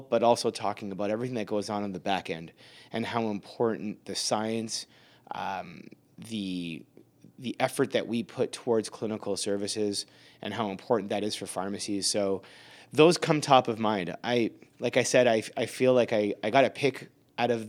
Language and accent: English; Canada; So I'm Canadian, you're Canadian by default, by citizenship.